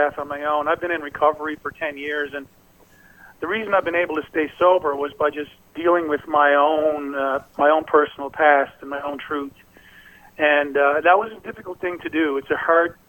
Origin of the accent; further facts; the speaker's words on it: Newfoundland and Labrador, Canada; I come from Newfoundland, a little small place